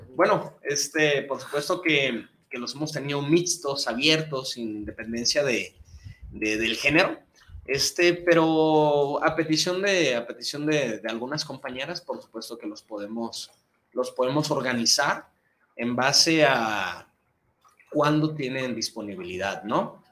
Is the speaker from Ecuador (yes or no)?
no; Mexico; nuestra sociedad como mexicanos